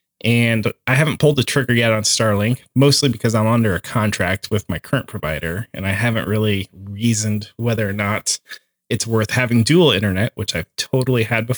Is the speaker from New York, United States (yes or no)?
no; Fort Wayne, Indiana, United States; also born or lived in Mishawaka, Indiana; I grew up in Fort Wayne and I married a farm girl in Columbia City. Now I'm trapped. I mean, I live out here.